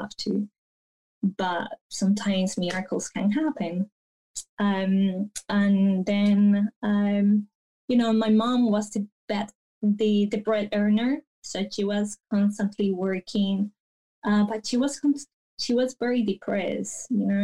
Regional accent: Bello, Antioquia, Colombia; also born or lived in Medellín; I grew up like half an hour away from Medellin in this town called Bello

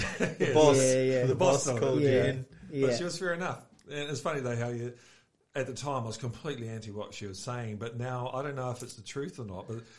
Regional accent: Auckland, New Zealand; now in Australia; I grew up in South Auckland, so we all had to pretend to be staunch to survive.

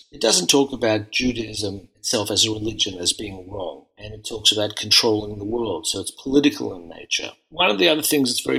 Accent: Melbourne, Victoria, Australia; moved away as an adult; I grew up in Melbourne, in a largely refugee and Holocaust survivor community

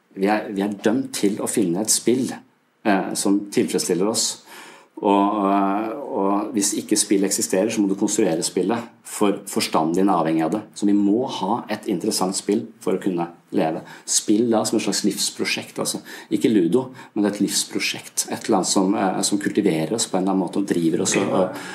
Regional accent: Eastern Norway, Norway; now in Southern Norway, Norway; jeg er fra Østlandet

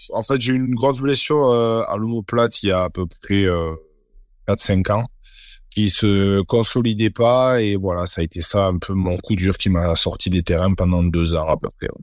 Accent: Bayonne, Nouvelle-Aquitaine, France; je suis né à Bayonne

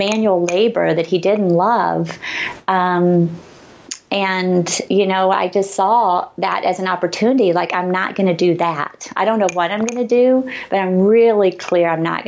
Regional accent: Arkansas, United States; accent: Southern; moved away; I grew up in Arkansas in a little tiny town, super conservative

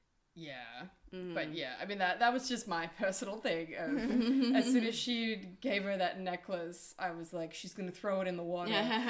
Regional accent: Australia; I am Australian.

